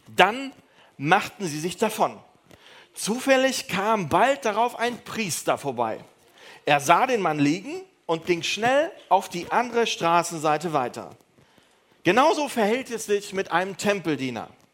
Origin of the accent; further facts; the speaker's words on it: Neuss, North Rhine-Westphalia, Germany; ich komme aus, äh, aus Düsseldorf, aus Neuss